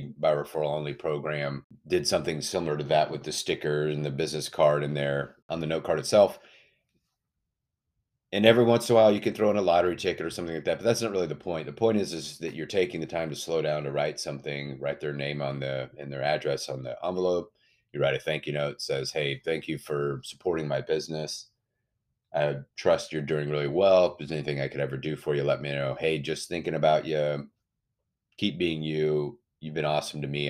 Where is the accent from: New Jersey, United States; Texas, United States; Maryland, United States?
Texas, United States; Austin; I'm from Austin, Texas